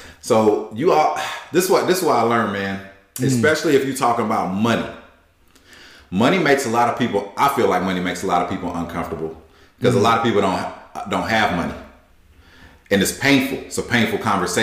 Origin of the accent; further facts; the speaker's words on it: Newberry, South Carolina, United States; now in Silicon Valley, United States; I grew up in Newberry, South Carolina, very small town